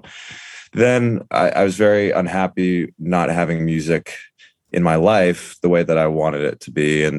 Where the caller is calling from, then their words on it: Brooklyn, New York, United States; It's on the edge of Park Slope in Brooklyn.